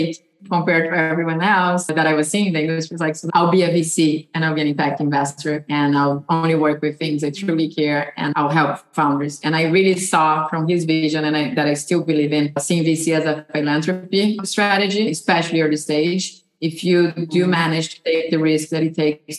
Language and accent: English; Brazil; moved away as an adult; now in United States; I was born and raised in Brazil